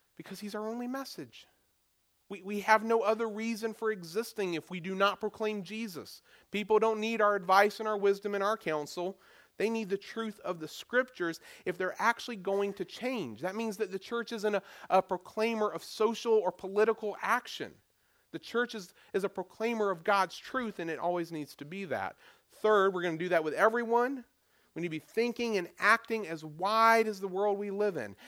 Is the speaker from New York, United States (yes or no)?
no; Goldsboro, North Carolina, United States; now in Hampton Roads, Virginia, United States; my hometown, Goldsboro, North Carolina